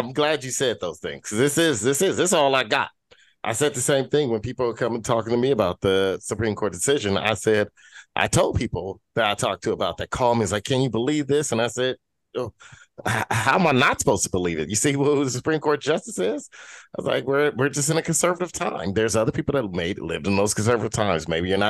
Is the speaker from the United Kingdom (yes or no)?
no; United States; I'm American as I don't have no place else, right? I wasn't born, my parents weren't born someplace else.